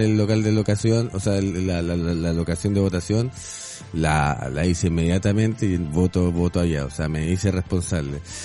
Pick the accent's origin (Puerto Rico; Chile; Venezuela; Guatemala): Chile; moved away as an adult; also born or lived in Mexico City; now in Mexico; como chileno, que soy re tranquilo